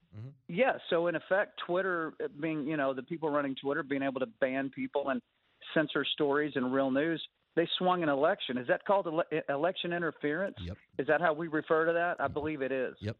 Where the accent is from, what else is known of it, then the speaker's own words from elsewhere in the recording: Texas, United States; moved away; I'm a Texan originally